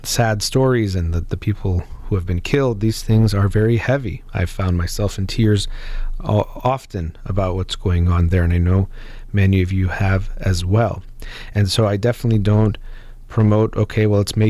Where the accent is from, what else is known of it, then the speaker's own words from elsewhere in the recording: United States; I was born here in the United States